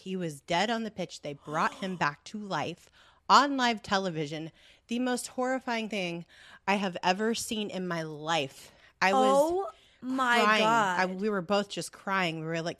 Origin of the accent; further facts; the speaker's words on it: California, United States; I've never been there before. Being born and raised in Southern California.